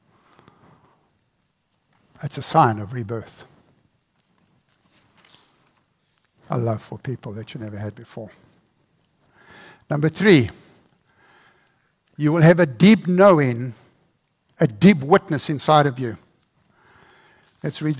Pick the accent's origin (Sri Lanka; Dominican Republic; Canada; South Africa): South Africa; born or raised there